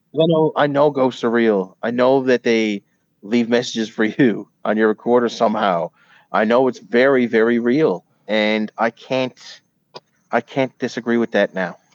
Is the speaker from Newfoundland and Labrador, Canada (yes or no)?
yes; Newfoundland and Labrador, Canada; now in United States; I was a Newfoundlander born and raised